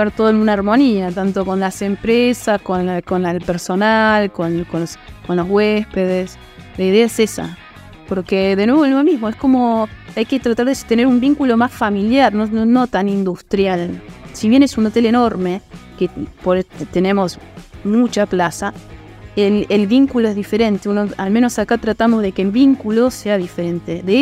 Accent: Argentina; O sea, somos todos, somos todos Argentina, queremos que todo nos vaya bien, queremos que todos tengamos trabajo y crecer juntos.

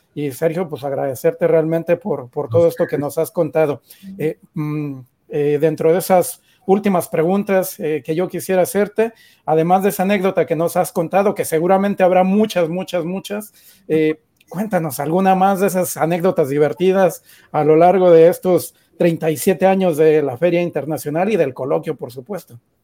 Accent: Mexico; como mexicanos también creo que estamos orgullosos

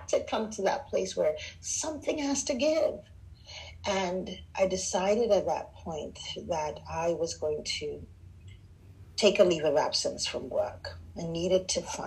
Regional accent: Nigeria; also born or lived in Southern United States; now in United States; Nigerian, West African immigrant in America.

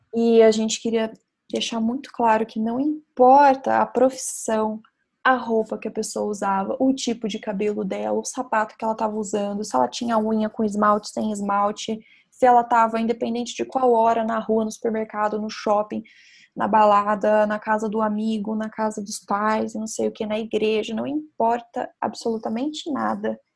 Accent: Brazil

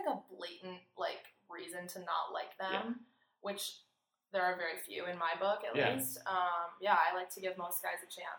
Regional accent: Minneapolis, Minnesota, United States; I go to the University of Wisconsin. I'm 21 years old. Junior. I'm from Minneapolis, Minnesota, so the Midwest. I'm a Midwestern girl, and I'm here studying abroad with you in Sydney, Australia.

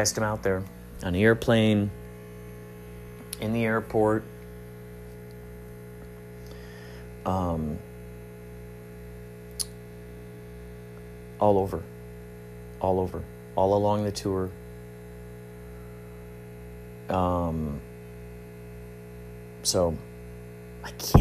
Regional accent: Chicago, Illinois, United States; I'm from the Chicagoland area

